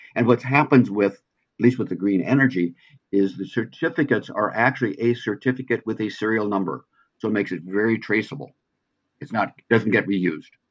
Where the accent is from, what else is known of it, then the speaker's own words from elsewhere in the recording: Pacific Northwest, United States; I'm from the Pacific Northwest